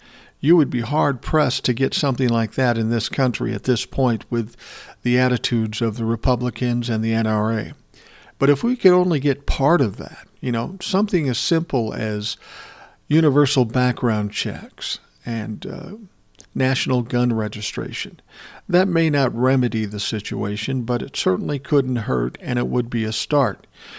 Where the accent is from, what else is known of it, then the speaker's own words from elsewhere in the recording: Connecticut, United States; Now, you know I'm from Connecticut, but on that day I will never forget when the news came in.